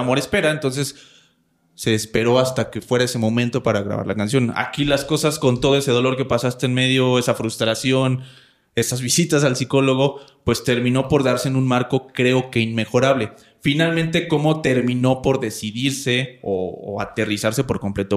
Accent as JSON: {"language": "Spanish", "town": "Coacalco", "region": "State of Mexico", "country": "Mexico", "tie": "born or raised there", "said": "yo soy de Cuacalco, de Cuacalco, ya ni sé decir bien el nombre de mi municipio. Yo vengo de allá, yo crecí allá"}